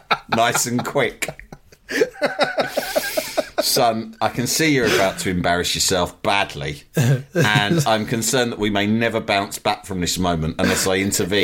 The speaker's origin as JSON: {"language": "English", "country": "Australia", "said": "I'm Australian, but he grew up in High Wycombe"}